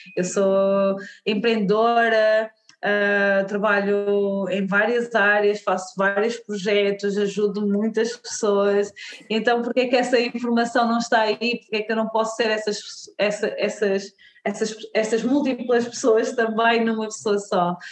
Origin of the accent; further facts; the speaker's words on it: Portugal; nasci em Portugal, sou uma mulher negra, uh, os meus pais são da Guiné-Bissau, uh, mas pronto, eu nasci aqui em Portugal